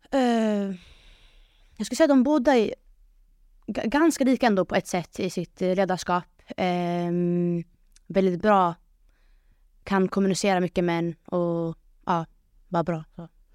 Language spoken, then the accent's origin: Swedish; Sweden; jag som invandrare, invandrartjej eh, från förorten